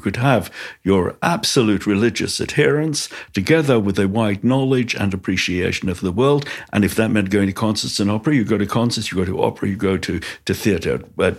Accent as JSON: {"language": "English", "region": "London", "country": "United Kingdom", "tie": "born or raised there", "also_born_or_lived": "Golders Green, London", "said": "I grew up in Stamford Hill, which is Stoke Newington and Stamford Hill, which is the ultra-Orthodox part of London, in a very Haredi community, but a community that was imbued with the values of Rabbi Shimshon Raphael Hirsch"}